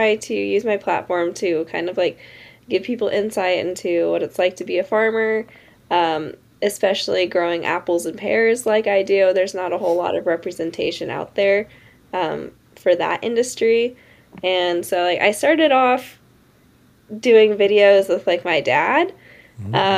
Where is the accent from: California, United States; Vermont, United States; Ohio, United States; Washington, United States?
Washington, United States; Tonasket; I'm from a small town called Tenasket up in north central Washington